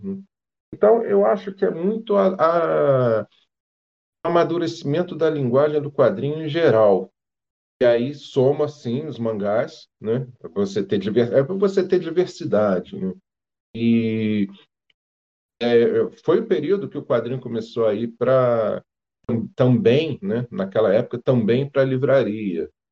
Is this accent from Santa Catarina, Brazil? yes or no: no; Rio de Janeiro, Brazil; moved away as an adult; also born or lived in Petrópolis; eu sou, sou carioca, né? Morei lá no Rio, mesmo capital, até os 28 anos.